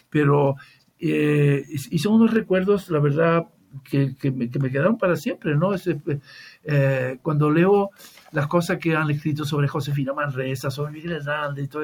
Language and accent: Spanish; Tangier, Tanger-Tetouan-Al Hoceima, Morocco; born there; Yo nací en Tánger, yo nací en Tánger, y, pero mi, mi madre es medio italiana, medio gaditana.